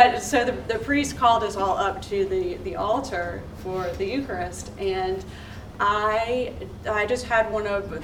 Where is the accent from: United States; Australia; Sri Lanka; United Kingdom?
United States; South Carolina; moved away as an adult; also born or lived in Washington, D.C. / Alexandria; now in Ponte Vedra, United States; I am originally from South Carolina